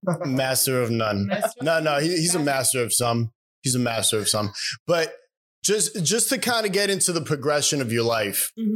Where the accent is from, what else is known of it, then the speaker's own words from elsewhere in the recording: New York City, New York, United States; I grew up in the Bronx.